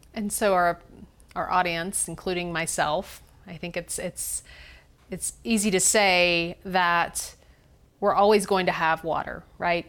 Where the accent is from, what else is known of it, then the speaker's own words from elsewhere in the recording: Greenville, South Carolina, United States; I'm from Greenville, South Carolina